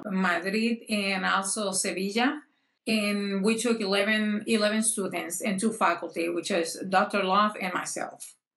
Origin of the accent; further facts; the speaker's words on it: Puerto Rico; now in North Carolina, United States; I am from Puerto Rico.